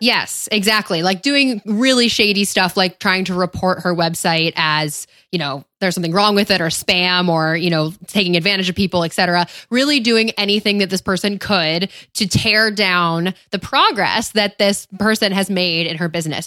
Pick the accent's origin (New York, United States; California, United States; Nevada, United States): New York, United States; upstate; moved away; my hometown, my, my home state of upstate New York